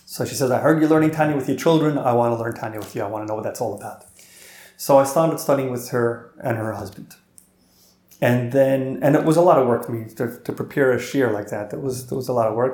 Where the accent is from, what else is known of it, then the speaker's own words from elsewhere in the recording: New York, United States; moved away as an adult; now in Sydney, Australia; we ended up growing up in New York